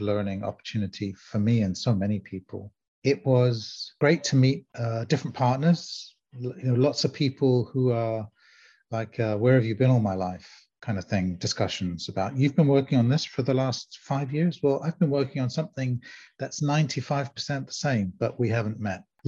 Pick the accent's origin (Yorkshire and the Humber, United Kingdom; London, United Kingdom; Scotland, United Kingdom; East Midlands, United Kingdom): London, United Kingdom; also born or lived in South Africa; I grew up in London, and I'm born in South Africa, Lebanese descent